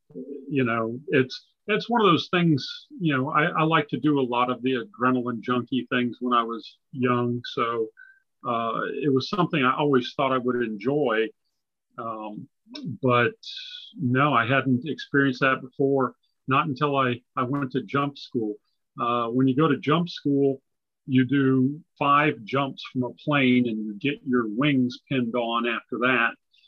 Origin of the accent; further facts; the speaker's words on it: California, United States; born there; also born or lived in Japan / Okinawa / England; So I grew up in a military family, actually. I was born in California. My father was an Air Force pilot. And so I grew up on Air Force bases overseas in Japan and Okinawa and England.